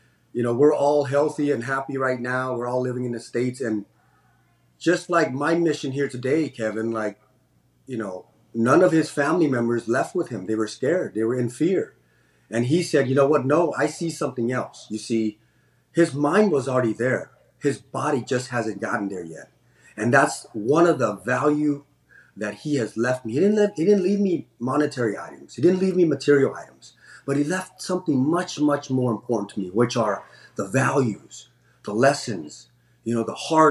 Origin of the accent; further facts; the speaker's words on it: Cambodia; now in San Francisco, United States; Yeah, I'm originally from Cambodia. So I was born in Cambodia in 1979, and we were, grateful enough to be able to, be given the opportunity to live as American citizens here.